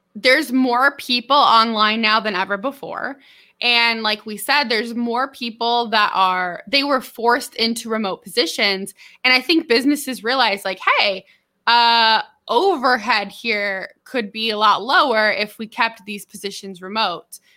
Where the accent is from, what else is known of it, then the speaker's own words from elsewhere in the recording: Merced, California, United States; moved away as an adult; also born or lived in San Diego, California; now in Arkansas, United States; I grew up in Merced, California